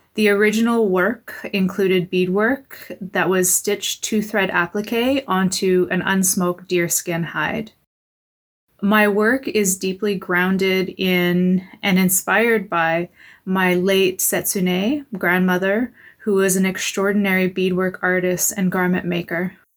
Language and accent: English; Patuanak, Saskatchewan, Canada; moved away; I'm originally from Pasternak, Saskatchewan, and I'm a member of the English River First Nation